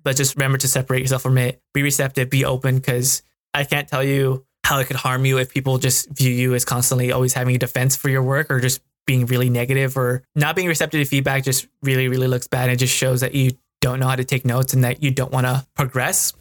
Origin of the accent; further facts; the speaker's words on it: United States; being a Mexican American myself because growing up in America, I was more Americanized